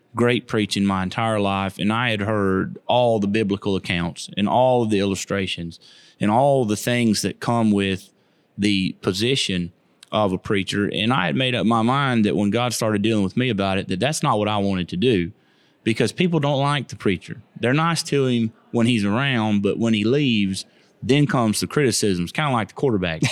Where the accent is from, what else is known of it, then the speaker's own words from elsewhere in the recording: Keysville, Florida, United States; moved away as an adult; now in Sterlington, United States; I was born and raised in Keysville, Lithia area, off of Edison Road